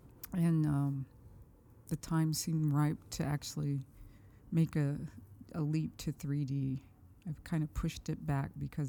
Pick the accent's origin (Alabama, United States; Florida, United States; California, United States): California, United States; Madera; now in Brooklyn, United States; I grew up in California, Madera, California, 3 hours south of San Francisco, heart of the Central Valley.